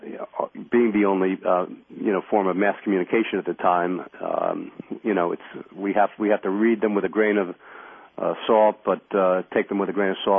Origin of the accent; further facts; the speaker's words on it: New York, United States; I grew up in New York